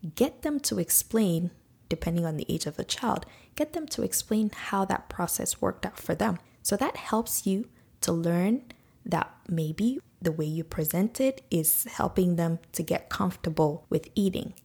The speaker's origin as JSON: {"language": "English", "country": "Nigeria", "tie": "born or raised there", "moved": "yes", "lives_now": "Canada", "said": "that's how we grew up in Nigeria"}